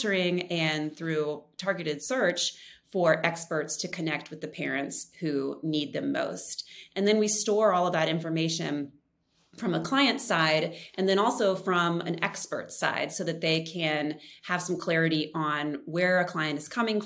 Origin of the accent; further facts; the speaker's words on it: Richmond, Virginia, United States; moved away as an adult; we moved back right before the pandemic started to my hometown, Richmond, Virginia